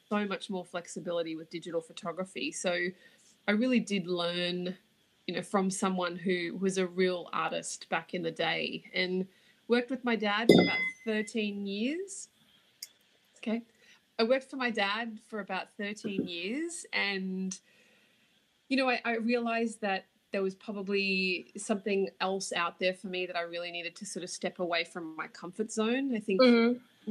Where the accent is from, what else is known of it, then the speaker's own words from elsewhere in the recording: Australia; accent: Australian; moved away as an adult; now in New York City, United States; judging by the accent, you can tell I'm from Australia.